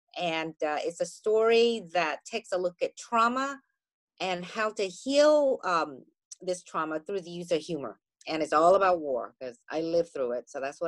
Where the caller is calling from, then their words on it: New York, United States; I am speaking from New York, and we are actually having a delightful afternoon.